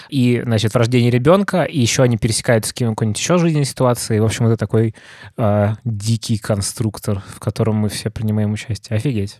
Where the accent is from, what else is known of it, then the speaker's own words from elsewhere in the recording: Muscovites, Moscow, Russia; мы, наверное, как москвичи